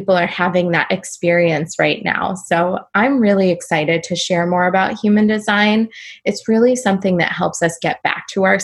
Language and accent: English; California, United States; I grew up in California